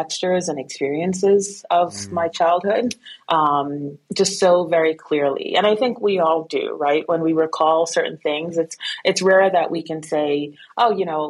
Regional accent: Guyana; also born or lived in Brooklyn, United States; So I was born in Brooklyn, but my family is actually from South America, from Guyana. And so I was raised there.

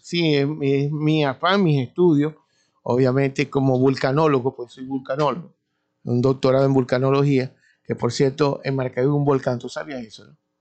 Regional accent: Maracaibo, Zulia, Venezuela; nosotros le llamamos cañada como buenos maracuchos

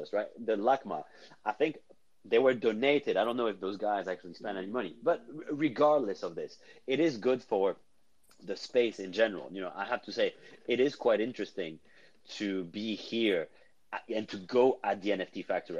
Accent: Cannes, Provence-Alpes-Côte d'Azur, France; moved away; I am from Cannes originally. I'm from there

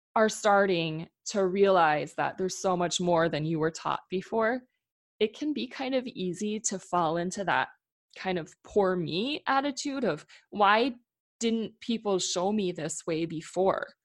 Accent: Midwest, United States; moved away as an adult; also born or lived in Minnesota; now in Oregon, United States; growing up in the Midwest

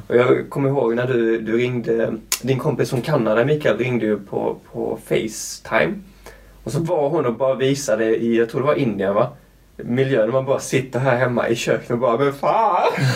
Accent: Skåne, Sweden; moved away; also born or lived in Luleå / Canada; jag är uppvuxen i Skåne med det platta stället.

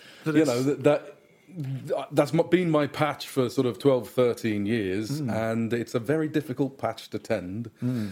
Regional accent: United Kingdom; as a British person

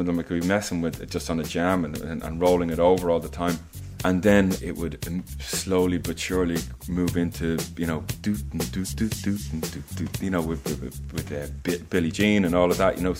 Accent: Dublin, Leinster, Ireland; I'm from Crumlin, you know.

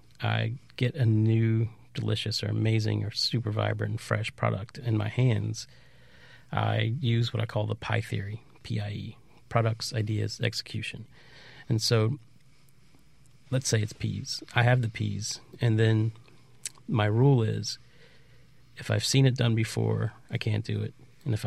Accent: Appalachia, United States; also born or lived in Low Country; And so I grew up in Appalachia and spent a huge chunk of my life in the Low Country.

